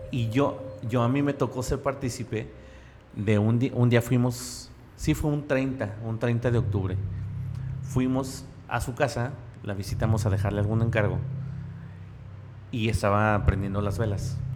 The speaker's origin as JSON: {"language": "Spanish", "country": "Mexico", "said": "Yo, por ejemplo, no... que somos mexicanos."}